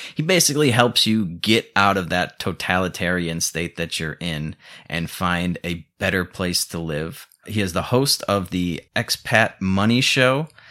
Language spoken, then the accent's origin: English; Chicago, Illinois, United States; moved away as an adult; now in Mexico; I'm from Chicago